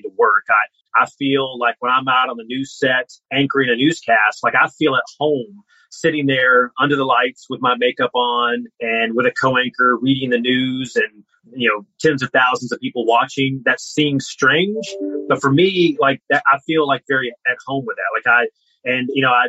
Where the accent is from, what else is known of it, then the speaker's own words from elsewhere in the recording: North Carolina mountains, United States; now in Columbus, United States; I grew up in the North Carolina mountains